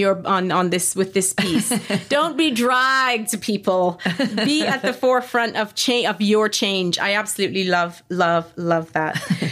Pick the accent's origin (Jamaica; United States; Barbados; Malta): Barbados; also born or lived in London, United Kingdom; Like I grew up both in Barbados and then living in London. I've grown up and lived pretty close to airports.